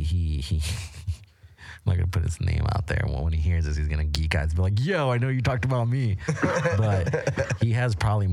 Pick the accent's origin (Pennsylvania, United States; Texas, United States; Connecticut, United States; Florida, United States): Florida, United States; moved away as an adult; now in Las Vegas, United States; I'm from Florida.